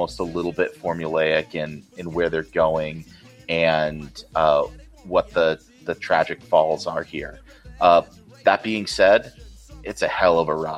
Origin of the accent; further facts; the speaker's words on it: Provo, Utah, United States; As a white boy growing up in Provo, Utah